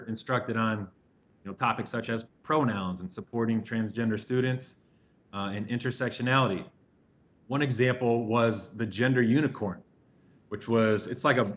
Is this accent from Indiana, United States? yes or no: yes; Indiana, United States; now in Chicago, United States; I grew up in Indiana